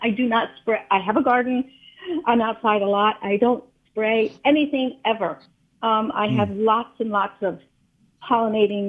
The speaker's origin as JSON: {"language": "English", "town": "Atlantic City", "region": "New Jersey", "country": "United States", "tie": "born or raised there", "moved": "yes", "lives_now": "Grosse Pointe Park, United States", "said": "When I was a child growing up in Atlantic City"}